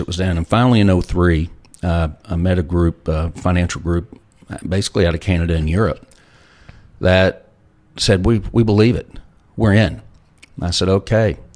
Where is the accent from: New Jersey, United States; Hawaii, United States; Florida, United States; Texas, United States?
Texas, United States; Lubbock; I grew up in Lubbock, Texas